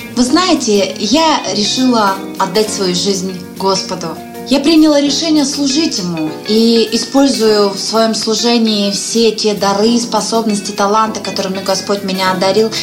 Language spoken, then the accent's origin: Russian; Lake Baikal, Siberia, Russia; now in Saint Petersburg, Russia; Я родилась в Сибири на берегу замечательного, красивейшего озера Байкал. Но вот уже несколько лет я живу в городе Санкт-Петербург